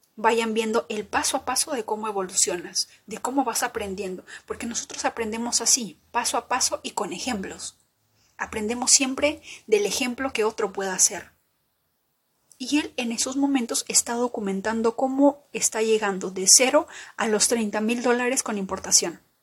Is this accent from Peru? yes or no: yes; Peru; como peruana